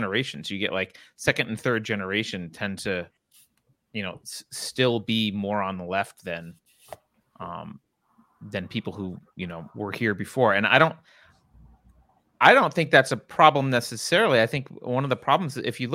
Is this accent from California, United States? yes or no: yes; California, United States; I'm from California